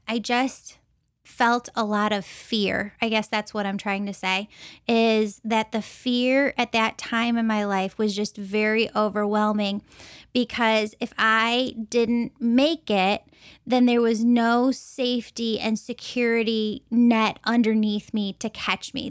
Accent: Chicago, Illinois, United States; I'm from the Chicagoland area

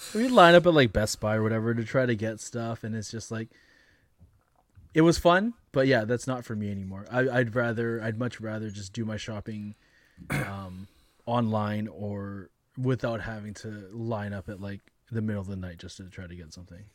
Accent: Canada; as Canadian consumers

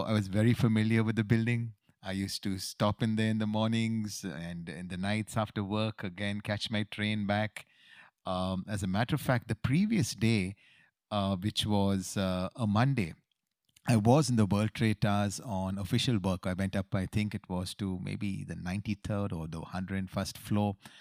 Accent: Bangalore, Karnataka, India; moved away as an adult; also born or lived in New York, United States; we are homegrown boys from Bangalore City

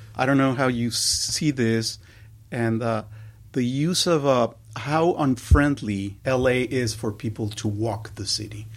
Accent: Mexico City, Mexico; moved away as an adult; now in Los Angeles, United States; I was born and raised in Mexico City, but, uh, came later, uh, as an adult to L

